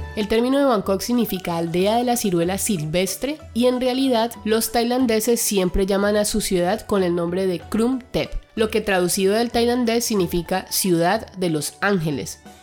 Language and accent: Spanish; Colombia